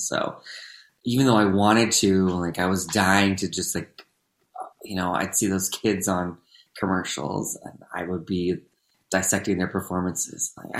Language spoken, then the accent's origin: English; Southern California, United States; I grew up here in Southern California